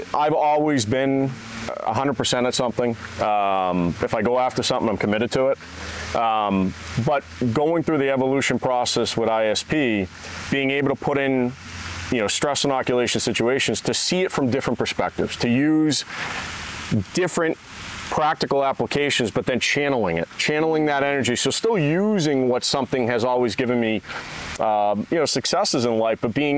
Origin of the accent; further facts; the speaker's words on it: New Hampshire, United States; I'm from New Hampshire